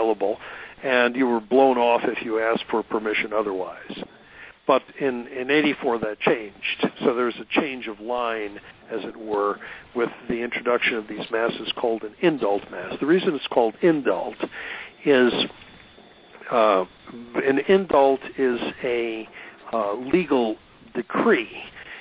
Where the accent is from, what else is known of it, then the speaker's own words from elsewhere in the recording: Milwaukee, Wisconsin, United States; moved away; back in my hometown